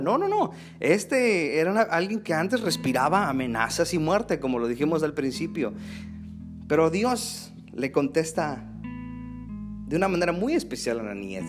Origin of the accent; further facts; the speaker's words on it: Mexico City, Mexico; Yo crecí en la Ciudad de México.